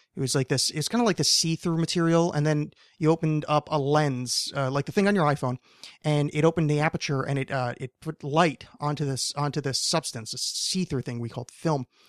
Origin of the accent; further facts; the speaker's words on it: New Jersey, United States; I'm from New Jersey